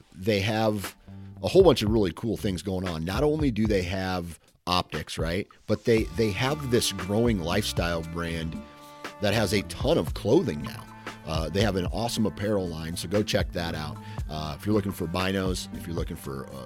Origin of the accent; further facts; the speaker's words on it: Midwest, United States; I'm from the Midwest